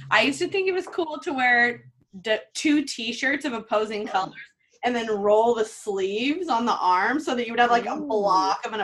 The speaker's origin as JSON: {"language": "English", "region": "Southern Indiana", "country": "United States", "tie": "born or raised there", "said": "from Indiana, Southern Indiana."}